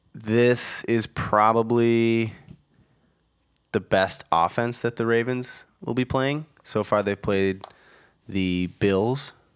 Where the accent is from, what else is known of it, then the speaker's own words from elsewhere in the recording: Minnesota, United States; I am from Minnesota